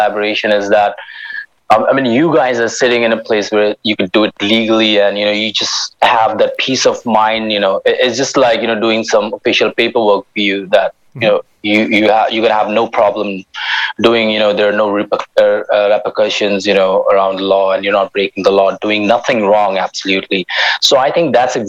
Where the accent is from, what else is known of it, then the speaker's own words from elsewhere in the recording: Himalayas, India; we're constructing a library in the Himalayas at around like 2,400 meters, and that's in my hometown